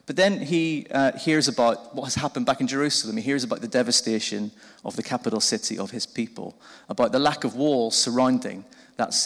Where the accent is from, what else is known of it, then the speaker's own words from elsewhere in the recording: Belfast, Northern Ireland, United Kingdom; moved away as an adult; now in Winchester, United Kingdom; I'm originally from Belfast in Northern Ireland. You might have picked that up from the funny accent.